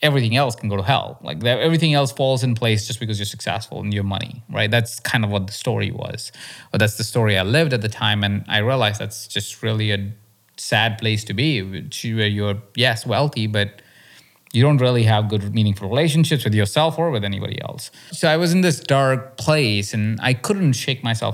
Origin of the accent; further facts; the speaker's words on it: India; moved away; also born or lived in Malaysia; I grew up in India where it's even more intense